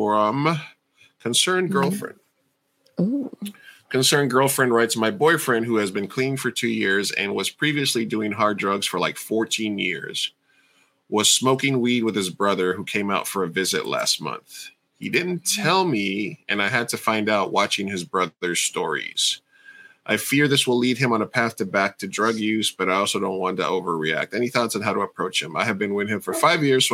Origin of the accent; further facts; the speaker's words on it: New York, United States; moved away as an adult; now in California, United States; when I was a kid growing up in New York